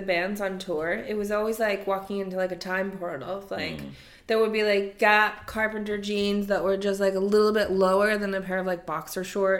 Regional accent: Canada; moved away as an adult; also born or lived in Toronto / Los Angeles; now in London, United Kingdom; I lived there till 18 only.

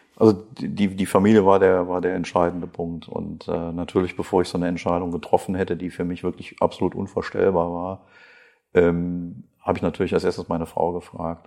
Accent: Krefeld, North Rhine-Westphalia, Germany; accent: North Rhine-Westphalia; also born or lived in Mönchengladbach; Meine Aussprache ist nicht die eines äh, Badeners, sondern äh, ja, vielleicht hört man etwas aus Nordrhein-Westfalen heraus. Ich äh, komme aus Krefeld

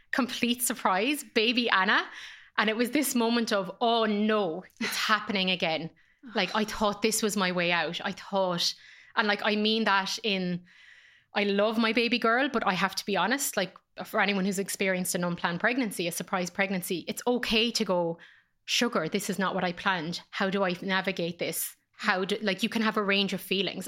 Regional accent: Ireland; born or raised there; moved away as an adult; also born or lived in Dublin

